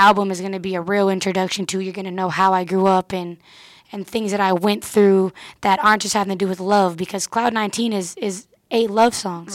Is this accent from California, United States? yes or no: yes; Oakland, California, United States; I'm from the Bay, but it's because I've kept the Bay sound